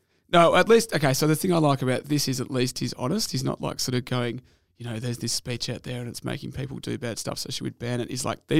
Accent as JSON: {"language": "English", "town": "Brunswick", "region": "Victoria", "country": "Australia", "tie": "born or raised there", "said": "Brunswick, my hometown"}